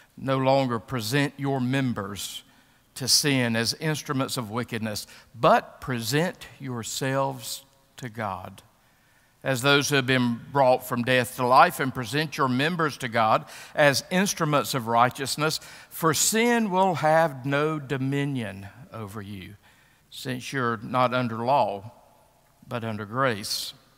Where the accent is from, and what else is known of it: United States